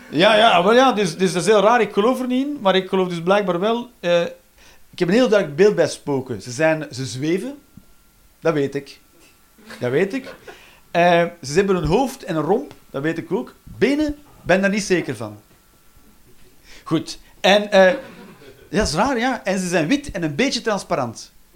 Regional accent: Flanders, Belgium; wij als Vlaming

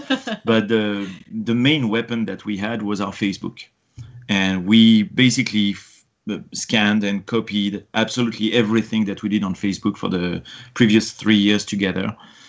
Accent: France; English is a second language; moved away as an adult; now in United States; I'm obviously an immigrant in the U.S. I came from France, and the procedure for my green card following a fiancé visa that we did was pretty epic.

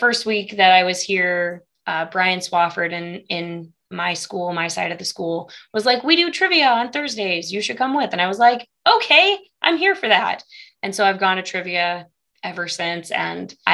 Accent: Galesburg, Illinois, United States; moved away as an adult; also born or lived in Morgantown, West Virginia; now in Maryville, United States; I'm originally from Illinois, the Galesburg area

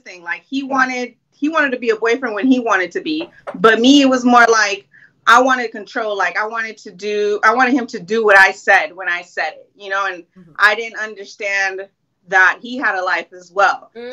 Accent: Long Beach, California, United States; I'm from LBC, Long Beach, Cali

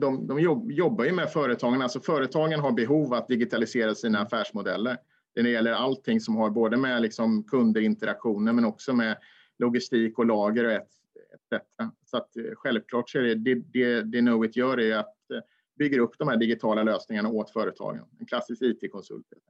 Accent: Småland, Sweden; jag är smålänning

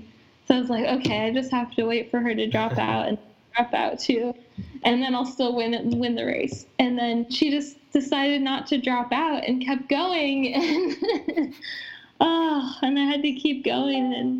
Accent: Iowa, United States; maybe I guess I'm being from Iowa and like I didn't grow up in the mountains

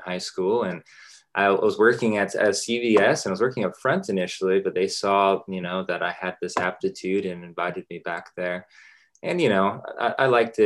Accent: Dallas, Texas, United States; also born or lived in Los Angeles, California; we grew up in Los Angeles, you know, just for the first 8 years or so of my life. And I mostly grew up in Dallas. That's where I am currently

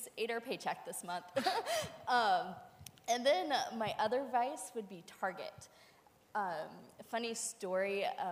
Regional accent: Griggsville, Illinois, United States; moved away as an adult; now in Portage, United States; I grew up in West Central Illinois

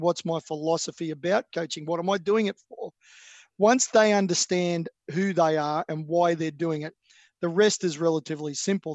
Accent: Australia; I'm an Australian

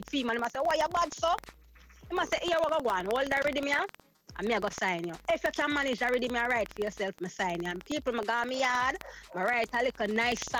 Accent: Spanish Town, Saint Catherine, Jamaica; I was born and raised in Spanish Town, in St. Catherine, that's in Jamaica

